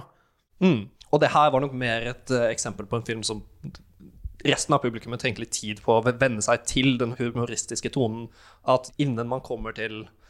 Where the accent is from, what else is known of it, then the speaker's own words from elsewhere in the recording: Norway; jeg er norsk